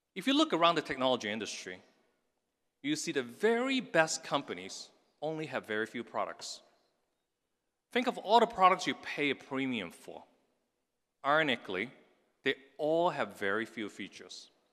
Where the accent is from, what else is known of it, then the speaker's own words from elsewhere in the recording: Hong Kong; now in United States; I was raised in Hong Kong in the nineteen sixties and seventies.